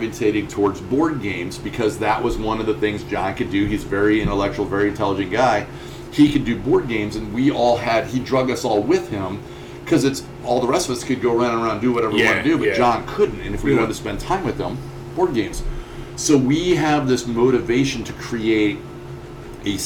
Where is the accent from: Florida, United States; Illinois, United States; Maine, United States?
Illinois, United States; Chavance; As a kid growing up, I grew up in Chavance, Illinois